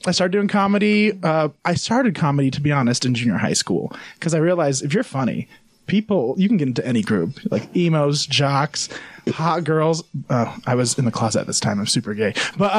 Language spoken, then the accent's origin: English; Utah, United States; also born or lived in Payson / Salt Lake / West Valley / Provo; if I said I was born in Payson, that doesn't mean I was raised there. I literally have lived all over Utah.